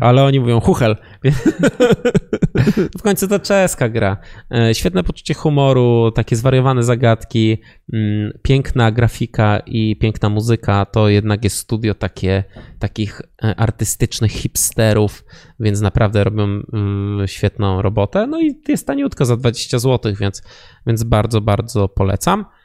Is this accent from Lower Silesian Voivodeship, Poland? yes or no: yes; Wrocław, Lower Silesian Voivodeship, Poland; my jesteśmy z Wrocławia